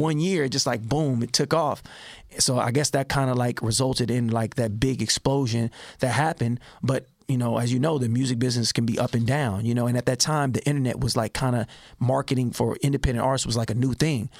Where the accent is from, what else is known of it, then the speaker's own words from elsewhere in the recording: Richmond, California, United States; also born or lived in Berkeley, California; born in Berkeley, raised in Richmond